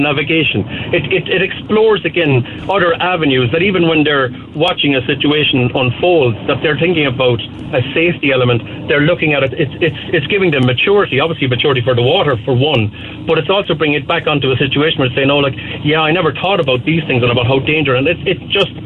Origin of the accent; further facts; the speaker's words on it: Cork, Munster, Ireland; We're from Mayfield